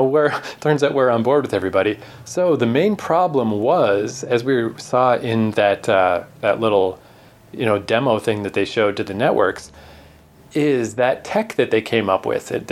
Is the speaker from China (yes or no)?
no; Canada; accent: Canadian; maybe you can tell from our charming accents, but we're Canadian.